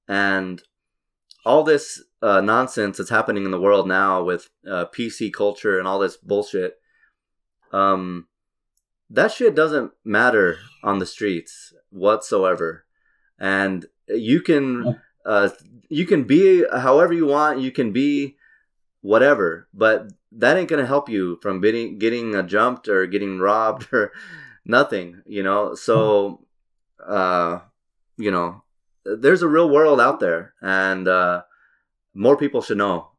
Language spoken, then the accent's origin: English; Albuquerque, New Mexico, United States; So you're from LA, perfect, you know. I'm from Albuquerque.